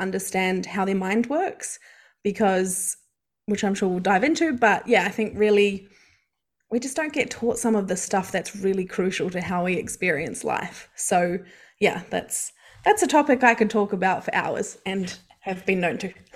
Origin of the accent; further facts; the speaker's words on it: New Zealand; moved away as an adult; now in Australia; I am from New Zealand, if you can't hear the accent, and I've lived in Australia for over ten years